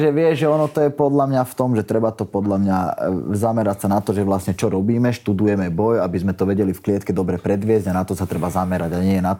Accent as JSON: {"language": "Slovak", "town": "Nové Zámky", "region": "Nitra Region", "country": "Slovakia", "tie": "born or raised there", "said": "môj ocino, on býva v mojom rodnom meste, odkiaľ pochádzam z Nových zámkov"}